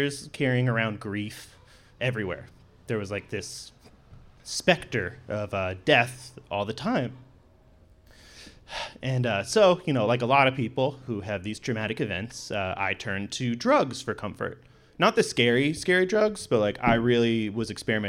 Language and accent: English; Sitka, Alaska, United States; I grew up here in Sitka with a typical fishing family